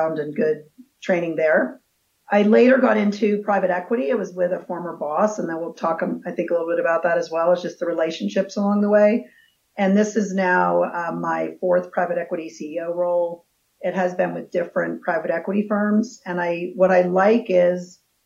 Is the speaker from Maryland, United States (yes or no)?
yes; D.C. area in Maryland, United States; also born or lived in California; now in Colorado, United States; I was born in California, but grew up in the D.C. area in Maryland.